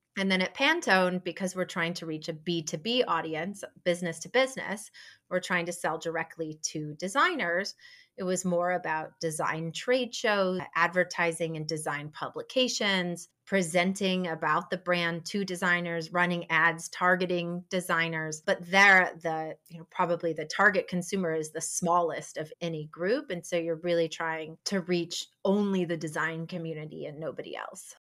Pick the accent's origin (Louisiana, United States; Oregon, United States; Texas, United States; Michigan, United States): Michigan, United States; Ann Arbor; moved away as an adult; also born or lived in New York; now in Raleigh, United States; I grew up in Ann Arbor, and I went to the University of Michigan